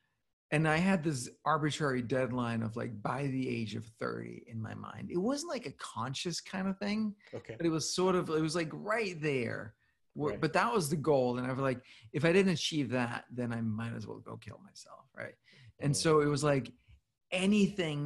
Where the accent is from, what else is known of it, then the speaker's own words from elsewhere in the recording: Copenhagen, Capital Region of Denmark, Denmark; moved away as an adult; also born or lived in New York City / San Francisco; I grew up in Copenhagen